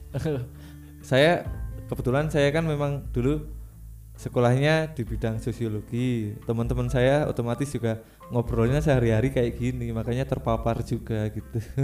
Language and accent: Indonesian; Java, Indonesia; also born or lived in Kalimantan; saya sebagai orang Jawa